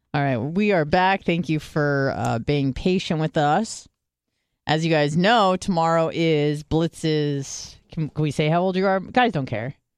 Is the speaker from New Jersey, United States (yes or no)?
no; San Diego, California, United States; I grew up in San Diego